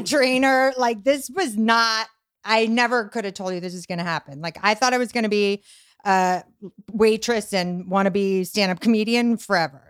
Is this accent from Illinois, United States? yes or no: no; Boston, Massachusetts, United States; moved away as an adult; also born or lived in Venice Beach, Los Angeles; now in Los Angeles, United States; I'm Irish Italian from Boston.